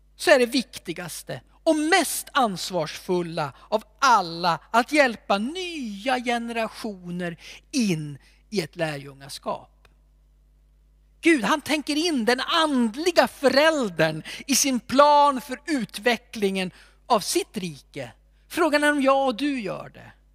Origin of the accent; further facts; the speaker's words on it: Alfta, Gävleborg County, Sweden; När jag växte upp så hade vi en man i min hemförsamling